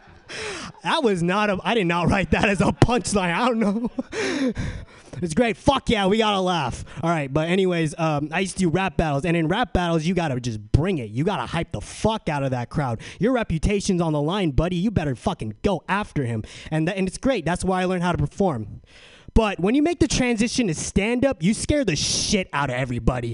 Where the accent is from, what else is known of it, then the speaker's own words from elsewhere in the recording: San Diego, California, United States; moved away as an adult; now in San Francisco, United States; I'm from San Diego